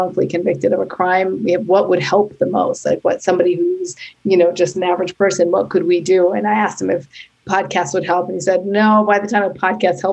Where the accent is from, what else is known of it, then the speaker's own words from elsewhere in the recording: Canada; now in New York City, United States; I am Canadian, and I now live in New York City with my husband and son